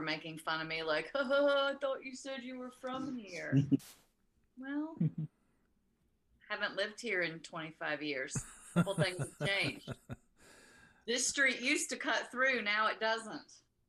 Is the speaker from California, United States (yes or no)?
no; Texas, United States; moved away as an adult; we were back home in Texas, and I didn't want to use my GPS because, like, that's my hometown